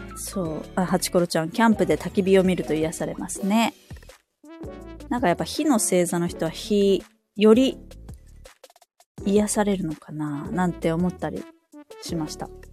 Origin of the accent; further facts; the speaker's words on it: Kansai, Osaka, Japan; also born or lived in Saitama; now in Hokkaido, Japan; 出身は、まあ、関西、大阪なんですけど、す、住まいっていうか、実家が埼玉で、今は北海道に住んでるんですけど